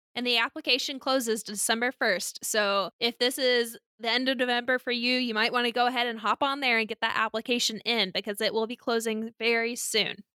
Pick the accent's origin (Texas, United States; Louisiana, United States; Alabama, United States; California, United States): Alabama, United States; I grew up in Alabama